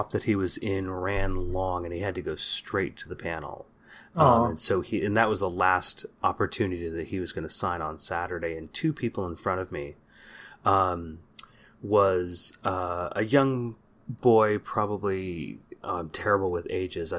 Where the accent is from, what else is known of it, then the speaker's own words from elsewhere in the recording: San Jose, California, United States; growing up in the Bay Area in the 80s and 90s